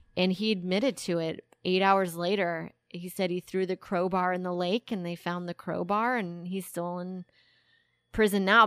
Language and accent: English; Texas, United States; I grew up in Tex-, in the suburb of Texas